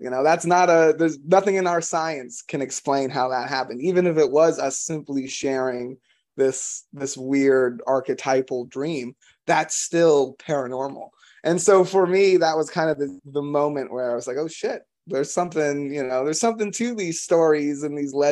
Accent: Florida, United States; moved away; I'm from Florida originally

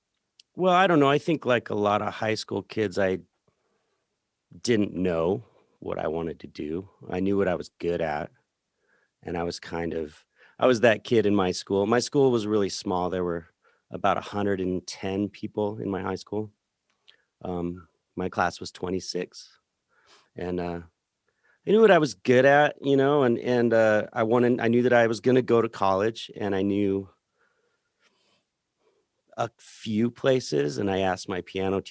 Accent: Center, Colorado, United States; Yeah, I'm from Center, Colorado, which is, if you know where the Great Sand Dunes are, down in the San Luis Valley, it's a big empty space, and Center is right in the middle of that space.

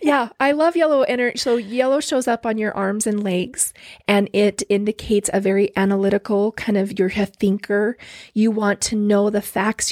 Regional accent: Orem, Utah, United States; also born or lived in Lindon, Utah / American Fork, Utah / Highland, Utah / Pleasant Grove, Utah; I've grown up here. I grew up in Orem

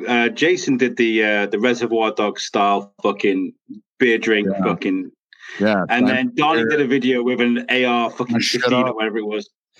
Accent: United Kingdom; as a British guy

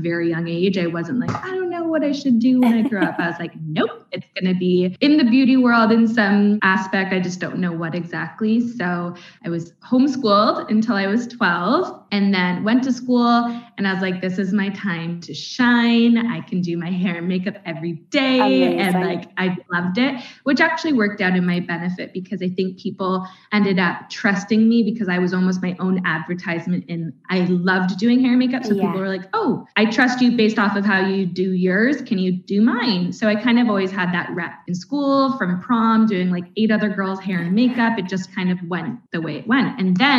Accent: Canada; accent: Canadian; moved away as an adult; now in Northern Ireland, United Kingdom; I'm obviously Canadian. I think that comes across with my accent

